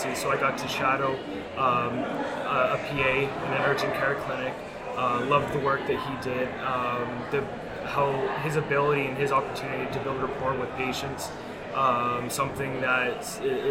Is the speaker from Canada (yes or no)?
yes; Brantford, Ontario, Canada; I'm originally from Brantford.